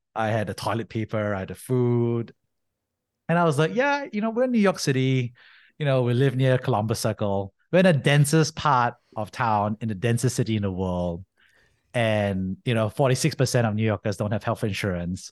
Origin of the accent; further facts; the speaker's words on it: Singapore; moved away as an adult; also born or lived in United States; I grew up in Singapore, Army